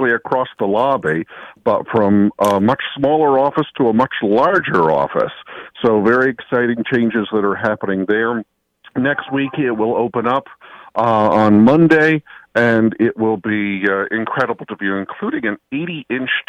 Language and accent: English; New York, United States; I am a New Yorker at heart